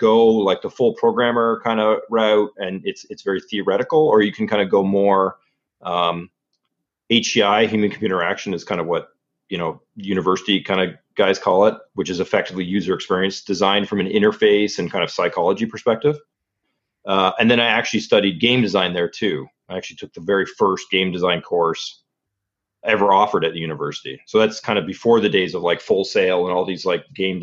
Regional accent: Ontario, Canada; So originally I'm from Canada. Grew up in Ontario, which is a province in Canada.

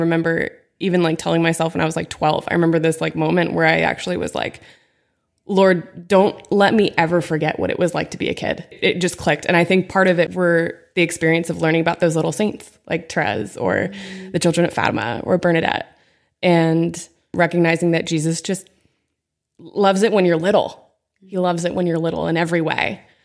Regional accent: Pennsylvania, United States; moved away as an adult; also born or lived in Steubenville, Ohio; now in Phoenix, United States; I grew up in Pennsylvania, in a really small town

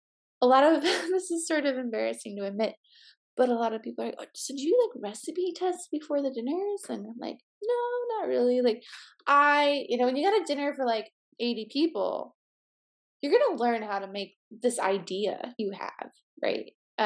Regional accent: Midwest, United States; I grew up in the Midwest. There was like a lot of limitations of cuisine, but I loved going to Chicago to try new food

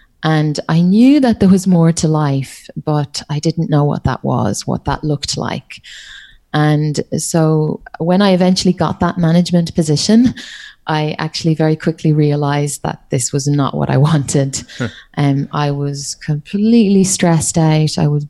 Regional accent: Ireland; accent: Irish; now in Australia; I'm Irish, but my accent is hard to pick up because I've been living in Australia. Gosh, I think it's coming up on maybe 14 years now. So yeah, you can hear the Irish accent, I think, every so often

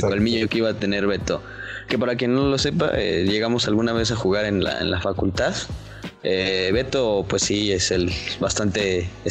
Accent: Toluca, State of Mexico, Mexico; Yo soy de Toluca

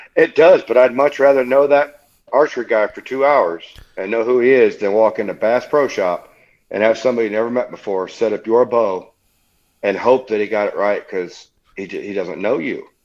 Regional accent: Leesburg, Indiana, United States; now in Akron, United States; I was originally born in Leesburg, Indiana

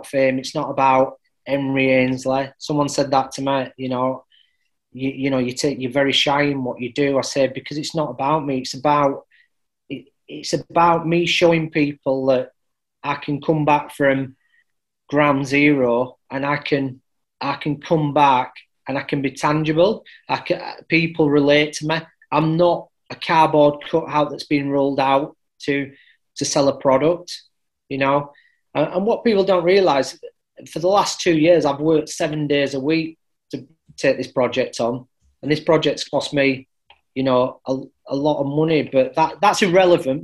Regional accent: Halifax, Yorkshire and the Humber, United Kingdom; which was based in Halifax. It was born out in my hometown

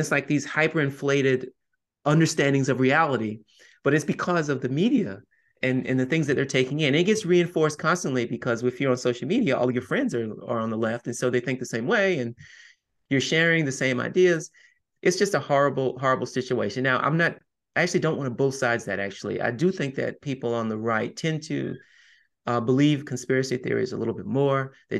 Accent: the South, United States; I'm also a Southerner, I'm also a Catholic

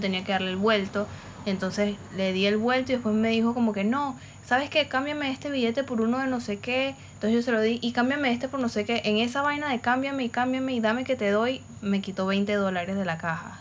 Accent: Caracas, Capital District, Venezuela; now in Valencia, Venezuela; yo vivo en Valencia y la mayoría de mi familia eh, nosotros somos de Caracas en verdad.

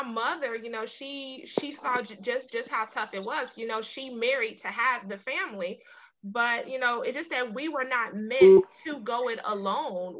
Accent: Cincinnati, Ohio, United States; moved away; my hometown of Cincinnati, Ohio

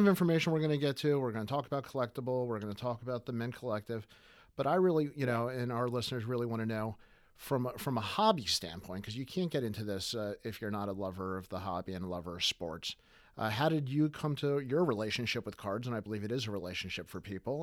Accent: Baltimore, Maryland, United States; We're in Baltimore

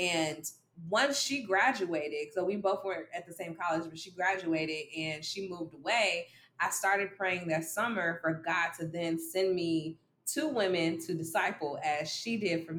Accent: Dolton, Illinois, United States; I am 26 years young, and I am from Dalton, Illinois, and that's right outside of Chicago

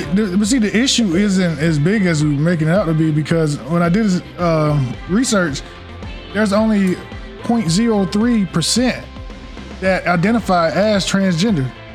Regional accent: North Carolina, United States; I'm born and raised in North Carolina

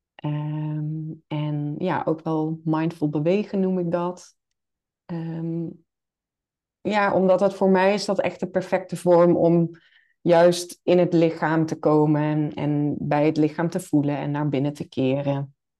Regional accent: Limburg, Netherlands; now in Nijmegen, Netherlands; ik ben een Limburger, geboren en getogen

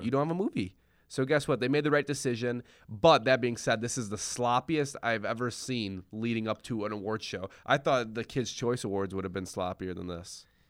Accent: Rockford, Illinois, United States; we are from Rockford, Illinois

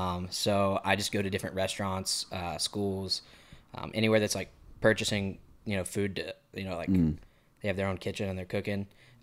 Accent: Montgomery, Texas, United States; now in Houston, United States; I am from Houston, Texas. I'm actually from a town called Montgomery, Texas, about an hour north, but I live in Houston now.

